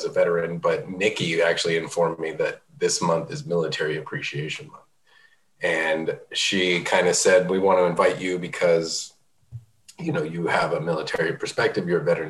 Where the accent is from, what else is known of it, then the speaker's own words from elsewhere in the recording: rural New Mexico, United States; also born or lived in Oakland, California; I grew up in rural New Mexico by way of Oakland, California.